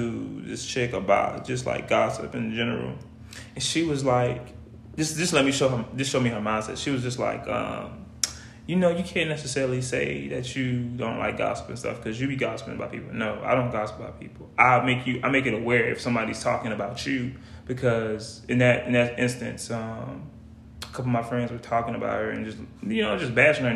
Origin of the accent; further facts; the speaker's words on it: United States; accent: Geechee; in my natural everyday life in my hometown, I'm talking Geechee.